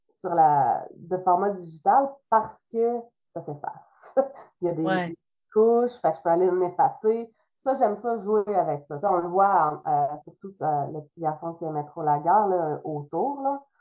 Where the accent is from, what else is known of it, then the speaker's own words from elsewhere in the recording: Trois-Rivières, Quebec, Canada; first language French; je suis québécoise euh, pur comme on dit, là. Je viens de Trois-Rivières. C'est même, je dis Trois-Rivières, mais c'est Saint-Louis-France, un village à côté de Trois-Rivières